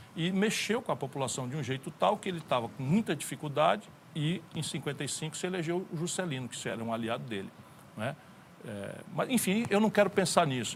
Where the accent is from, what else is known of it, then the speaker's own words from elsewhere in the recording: interior of Ceará, Brazil; fui educado a maioria esmagadora da minha educação na escola pública. E vim do interior do Ceará